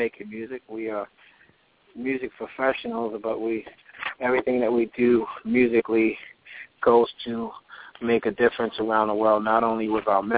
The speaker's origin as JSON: {"language": "English", "town": "Baltimore", "region": "Maryland", "country": "United States", "tie": "born or raised there", "said": "I'm from Baltimore, Maryland"}